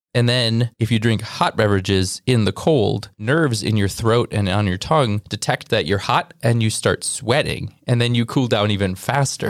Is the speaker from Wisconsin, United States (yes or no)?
yes; Wisconsin, United States; we're from Wisconsin